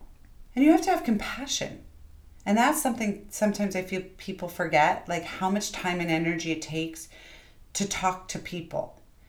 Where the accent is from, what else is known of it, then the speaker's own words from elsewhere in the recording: New York, United States; sometimes being a New Yorker and being super fast and not having a ton of time and not necessarily always being the most flowery person.